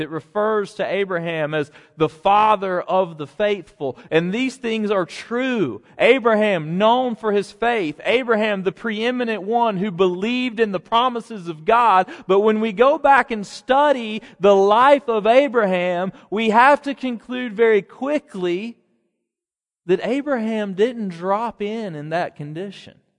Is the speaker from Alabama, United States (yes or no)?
yes; Alabama, United States; he was a wildly popular governor in my home state